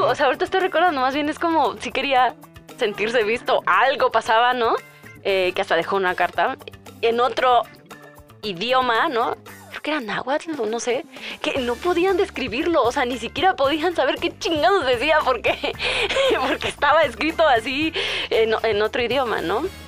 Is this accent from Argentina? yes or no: no; Hidalgo, Mexico; en mi pueblo, en Hidalgo